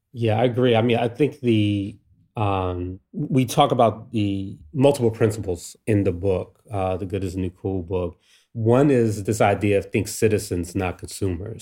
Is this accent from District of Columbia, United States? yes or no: yes; Washington, District of Columbia, United States; me growing up in D C here.